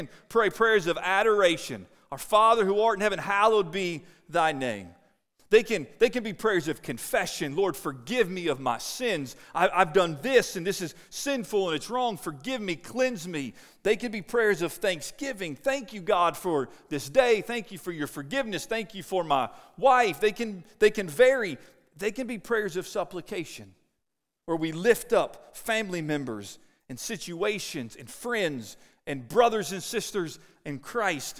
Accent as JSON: {"language": "English", "town": "Cincinnati", "region": "Ohio", "country": "United States", "tie": "born or raised there", "moved": "yes", "said": "I grew up in Cincinnati"}